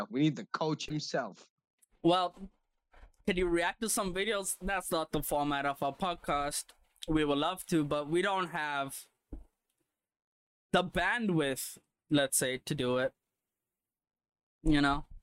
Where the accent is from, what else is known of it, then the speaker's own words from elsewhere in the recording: Mumbai, Maharashtra, India; We are Mumbai boys.